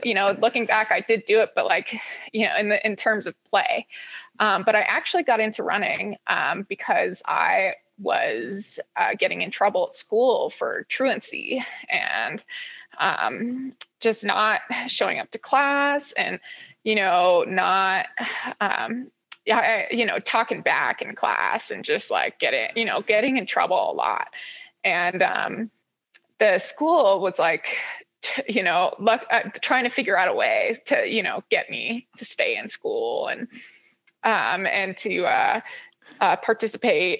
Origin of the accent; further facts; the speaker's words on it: Honokaa, Hawaii, United States; also born or lived in Honolulu, Oahu, Hawaii; now in Boulder, United States; I grew up in Honoka'a Waimea area, and it's just as country as it gets